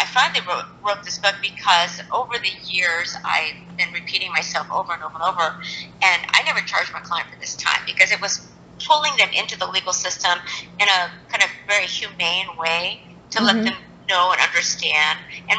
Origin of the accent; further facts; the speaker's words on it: Japan; born there; So I'm half Japanese and I was born in Japan